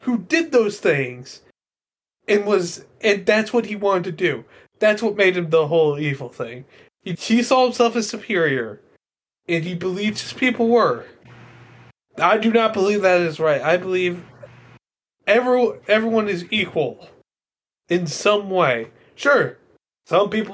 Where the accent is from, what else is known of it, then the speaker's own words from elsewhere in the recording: Ohio, United States; I'm from Ohio